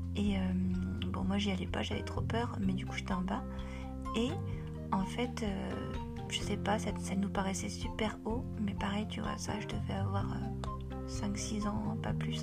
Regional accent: Paris, Île-de-France, France; j'ai grandi à Paris

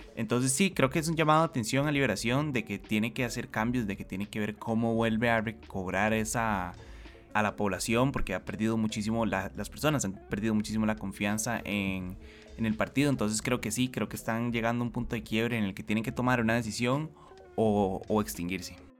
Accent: Costa Rica; como costarricenses

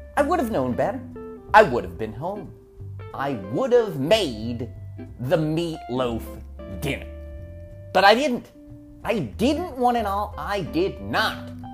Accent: Berks County, Pennsylvania, United States; also born or lived in Norristown, Pennsylvania; When we moved from Norristown into the middle of nowhere, Berks County

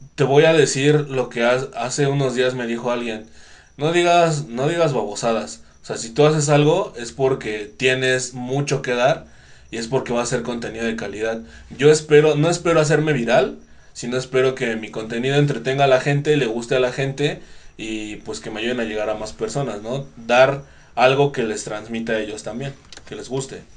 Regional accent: Mexico; somos mexicanos

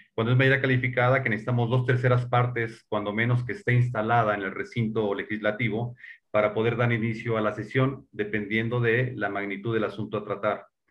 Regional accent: Mexico; nosotros como mexicanos

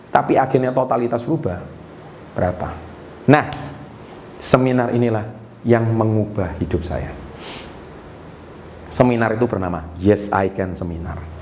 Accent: Surabaya, East Java, Indonesia; Dan saya dari Surabaya, pembicaranya di Jakarta.

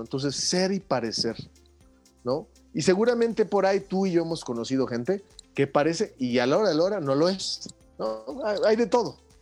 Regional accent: Mexico; como latinos, como mexicanos

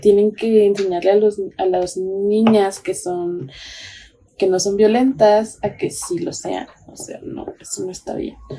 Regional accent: Mexico; nosotras como mujeres mexicanas

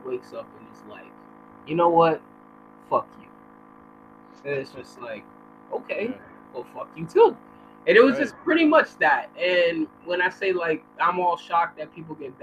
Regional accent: New York City, New York, United States; I'm from New York City, particularly Manhattan. And, Washington Heights. Uptown.

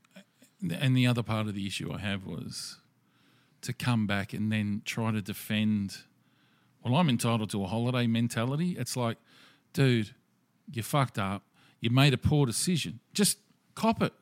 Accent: Australia; being Australian

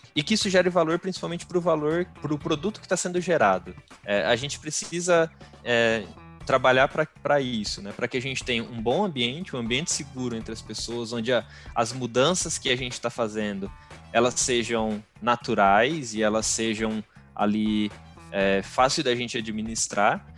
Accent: Bauru, São Paulo, Brazil; sou aqui de Bauru, interior de São Paulo

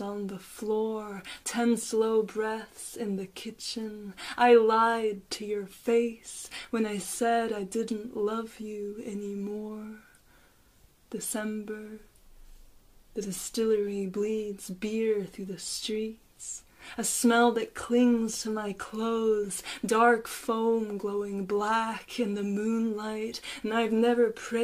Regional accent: Paris, Île-de-France, France; now in Dublin, Ireland; I was born in Paris. I'm in Dublin now.

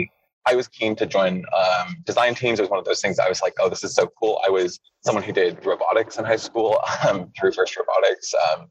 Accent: United States; first language English; also born or lived in United Kingdom; I grew up partly in the States and partly in the UK.

